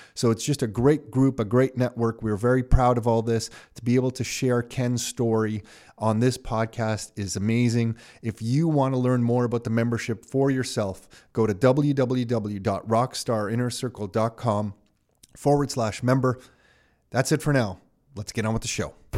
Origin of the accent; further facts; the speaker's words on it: Canada; I was born here in Canada